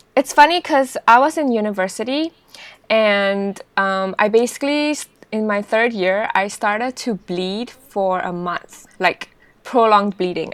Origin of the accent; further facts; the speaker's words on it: Singapore; moved away; also born or lived in United Kingdom; I'm actually Singaporean